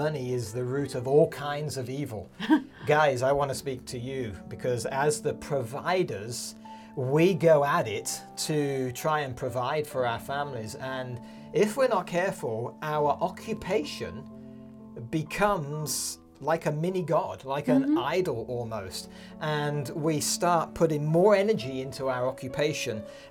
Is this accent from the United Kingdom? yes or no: yes; United Kingdom; moved away as an adult; now in Montana, United States; we grew up in the United Kingdom, Carolyn and I. And we moved when our kids were 1 and 3